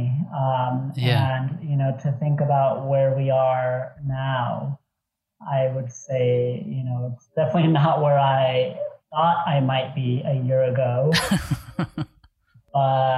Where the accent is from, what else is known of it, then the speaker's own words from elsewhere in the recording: Montclair, California, United States; also born or lived in Irvine, California / Los Angeles, California / Brooklyn; I grew up in Montclair, California